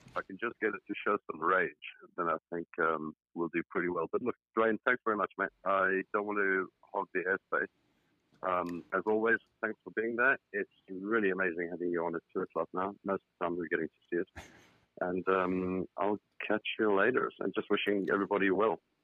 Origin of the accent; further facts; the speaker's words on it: South Africa; now in United Kingdom; despite my accent, I should just clear it up very quickly. That's uh, I'm in the United Kingdom, not in South Africa anymore